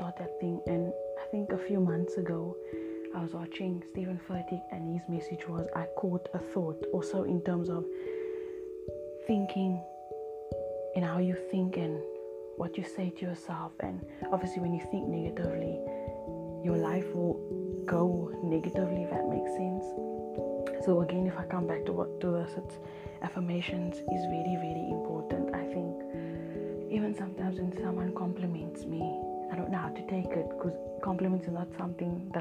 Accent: Cape Town, Western Cape, South Africa; I'm from Cape Town, South Africa

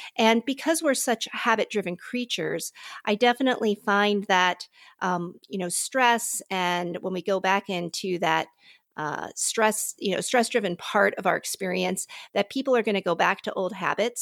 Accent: Pittsburgh, Pennsylvania, United States; now in Palatine, United States; I'm originally from Pittsburgh

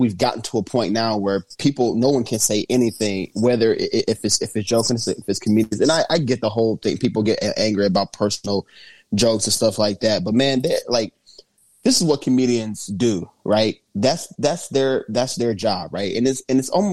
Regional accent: Indianapolis, Indiana, United States; Naptown, baby, my hometown.

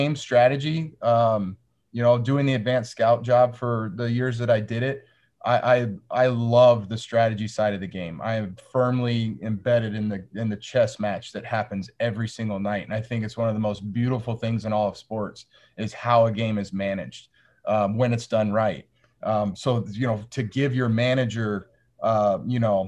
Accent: Northwest Arizona, United States; I grew up in Northwest Arizona

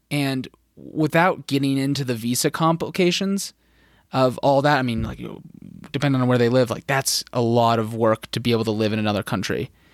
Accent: Phoenix, Arizona, United States; moved away; I grew up in Phoenix

